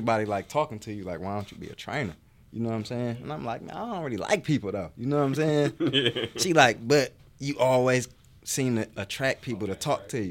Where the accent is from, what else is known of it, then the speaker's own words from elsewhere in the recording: Detroit, Michigan, United States; I'm from Detroit, Michigan. And, you know, growing up, I played sports